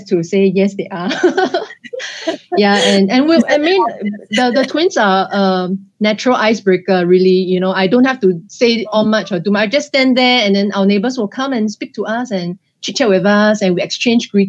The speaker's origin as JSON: {"language": "English", "country": "Singapore", "tie": "born or raised there", "said": "I was born here"}